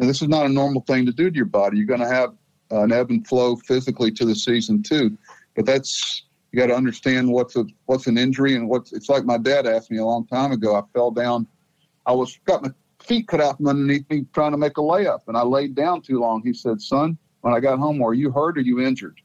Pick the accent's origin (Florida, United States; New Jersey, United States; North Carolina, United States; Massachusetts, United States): Florida, United States; moved away; also born or lived in Mississippi; I was from Florida